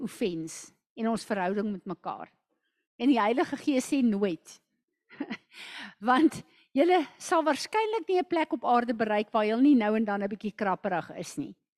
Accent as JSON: {"language": "Afrikaans", "country": "South Africa", "said": "as 'n Suid-Afrikaner"}